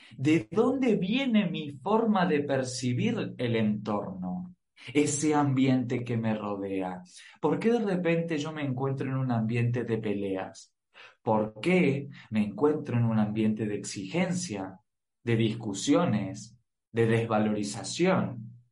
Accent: Argentina; soy argentino

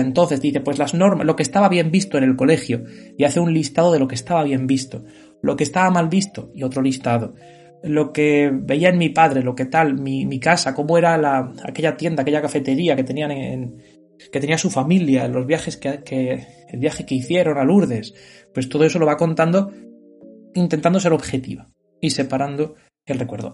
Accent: Spain; Yo que soy un hombre español

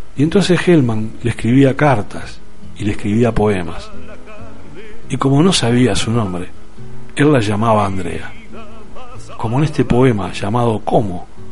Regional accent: Uruguay; now in Spain; en Uruguay, en mi país.

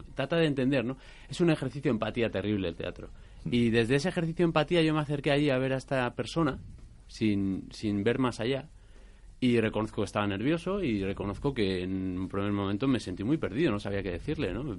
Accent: Basque Country, Spain; soy vasco también

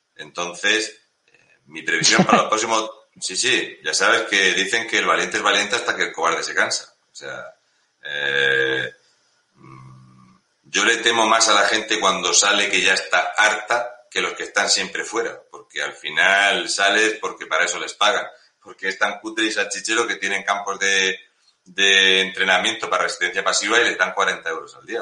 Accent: Community of Madrid, Spain; soy de Madrid

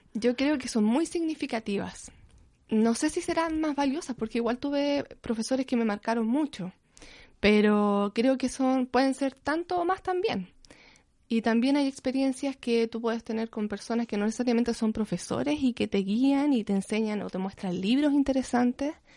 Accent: Hualpén, Biobío, Chile; also born or lived in Concepción; yo em, soy de Concepción. Desde chiquitita viví en Hualpencillo, lo que ahora se llama Hualpen

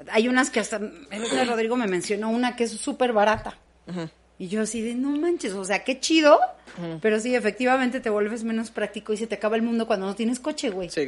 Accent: Sinaloa, Mexico; Pues, Sinaloa.

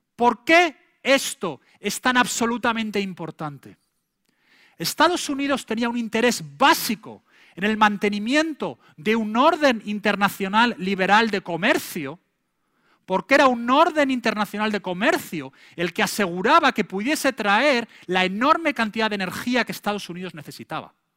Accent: Spain; now in United States; en España en aquella época

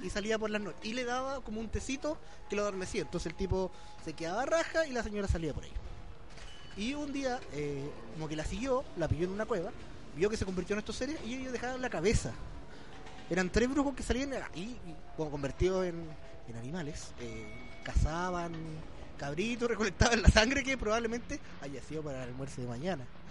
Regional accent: Chile; somos chilenos

